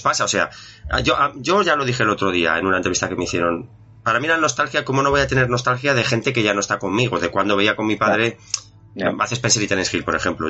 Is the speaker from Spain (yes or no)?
yes; Zaragoza, Aragon, Spain; soy de Zaragoza